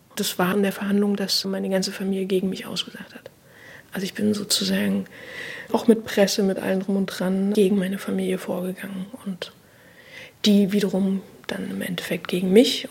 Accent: Berlin, Germany; Ich bin im Osten, also im DDR-Teil sozusagen groß geworden

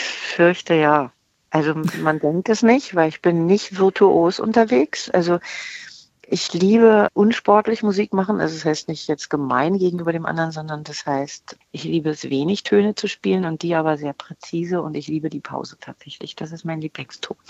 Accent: Berlin, Germany; accent: Berlinisch; also born or lived in Bremen; Ich bin halt mit vier nach Berlin gekommen

